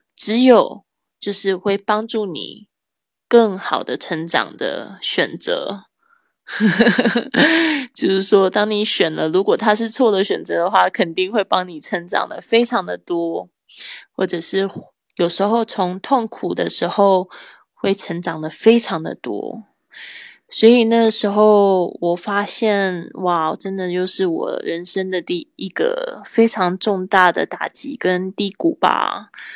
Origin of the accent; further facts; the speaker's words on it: Kaohsiung, Taiwan; moved away as an adult; also born or lived in Spain; 我还在这个西班牙居住了三年的时间。然后最近呢，我回到我的老家高雄